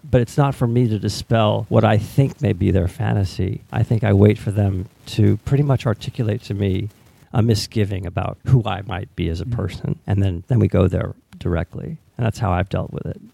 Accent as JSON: {"language": "English", "country": "United States", "said": "as an American"}